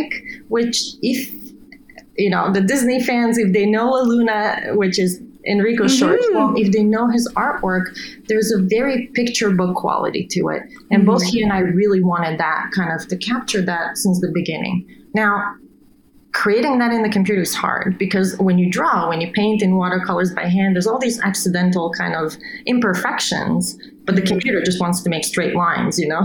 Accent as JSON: {"language": "English", "country": "Bulgaria", "tie": "born or raised there", "also_born_or_lived": "Italy", "moved": "yes", "said": "I come from Bulgaria, Eastern Europe"}